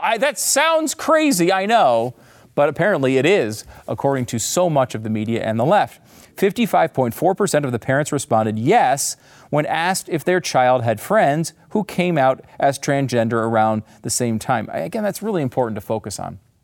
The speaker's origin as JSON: {"language": "English", "region": "Connecticut", "country": "United States", "tie": "born or raised there", "also_born_or_lived": "New York", "moved": "yes", "lives_now": "Texas, United States", "said": "I grew up in Connecticut"}